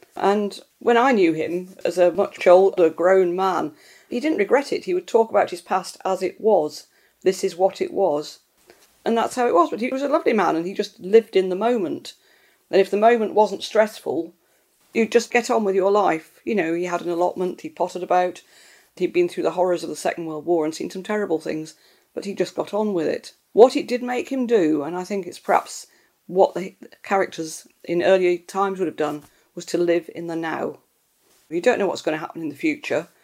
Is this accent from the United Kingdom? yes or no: yes; Scotland, United Kingdom; I grew up in Scotland